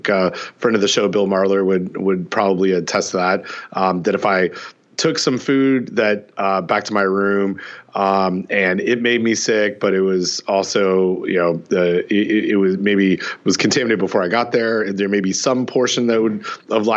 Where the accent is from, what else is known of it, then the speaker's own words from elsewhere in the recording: Canada; Growing up in Canada